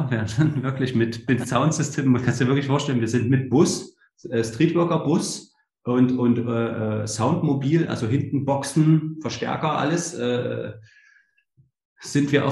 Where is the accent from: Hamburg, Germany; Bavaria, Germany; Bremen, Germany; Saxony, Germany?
Saxony, Germany; Leipzig; Also sage ich, ähm, bin in Leipzig aufgewachsen, ja, also in der der ehemaligen DDR habe ich meine, meine Kindheit verbracht